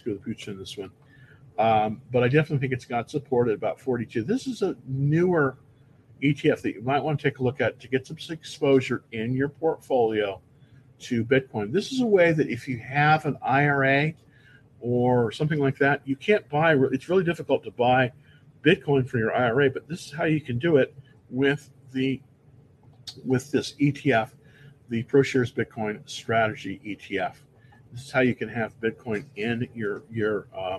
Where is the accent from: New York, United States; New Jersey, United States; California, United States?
California, United States; Bay Area; moved away as an adult; also born or lived in Palo Alto; now in Texas, United States; I'm born and raised in the Bay Area, born in Palo Alto, actually. But I came here to Texas in 2006